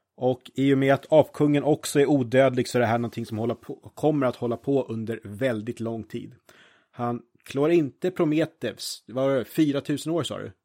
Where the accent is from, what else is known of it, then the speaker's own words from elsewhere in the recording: Norrtälje, Stockholm County, Sweden; jag är ju från Norrtälje